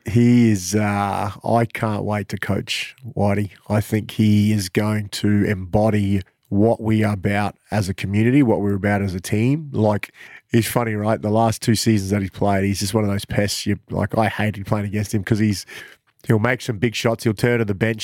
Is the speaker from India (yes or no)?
no; Cairns, Queensland, Australia; now in Mackay, Australia; I'm from Cairns